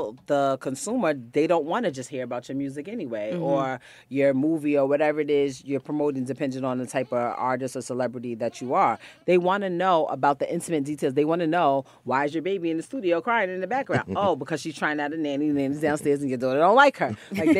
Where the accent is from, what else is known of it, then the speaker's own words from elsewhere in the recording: Bronx, New York, United States; I'm from the Bronx. You know, we're known to have on pajamas and a pair of Jordans.